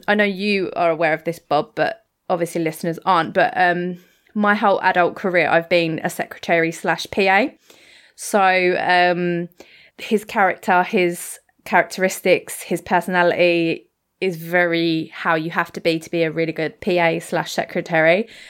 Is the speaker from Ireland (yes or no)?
no; United Kingdom; we're British